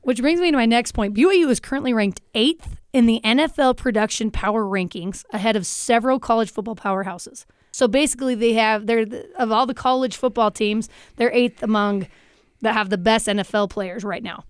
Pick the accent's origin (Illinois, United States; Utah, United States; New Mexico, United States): Utah, United States; I grew up here in Utah